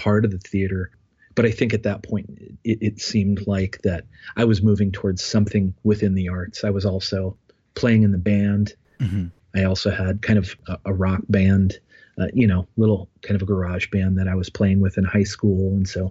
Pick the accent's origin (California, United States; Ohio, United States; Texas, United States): Ohio, United States; Bethel; I grew up in Ohio, north of Dayton, in a small township called Bethel, in a rural community, raised on a farm